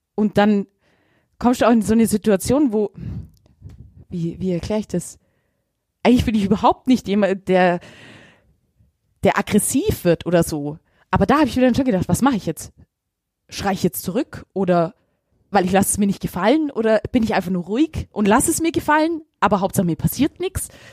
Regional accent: Augsburg, Bavaria, Germany; ich bin ein Augsburger

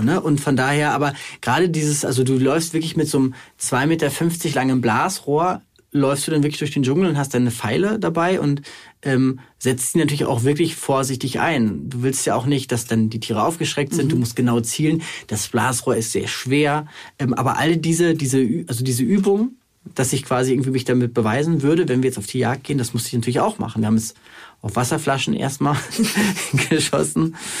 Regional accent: Germany; als Deutsche, als Mitteleuropäer

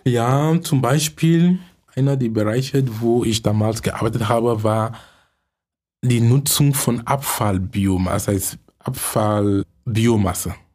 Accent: Cameroon; German is a second language; moved away as an adult; also born or lived in Munich; now in Germany; Ich komme gebürtig aus Kamerun. Ich lebe in Deutschland seit 23 Jahren.

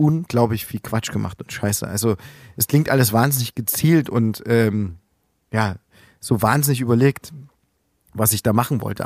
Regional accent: Plauen, Saxony, Germany; moved away as an adult; now in Leipzig, Germany; Ich bin Ende 80er Jahre geboren in Plauen. Direkt in der Wendezeit bin ich groß geworden

